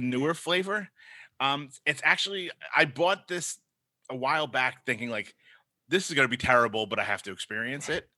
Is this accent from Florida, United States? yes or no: no; New York City, New York, United States; accent: Brooklyn; my Brooklyn accent